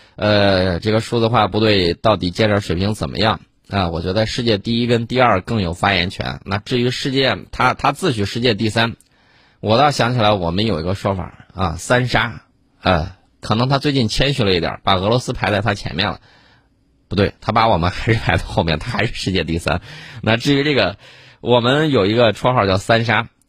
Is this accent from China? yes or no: yes; China; 我们中国人